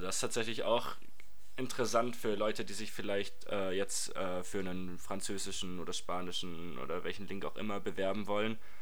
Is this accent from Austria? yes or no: no; Reutlingen, Baden-Württemberg, Germany; ich komme aus Reutlingen